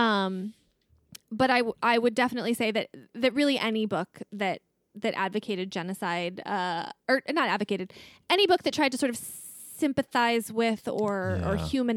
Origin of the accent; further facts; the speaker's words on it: United States; as an American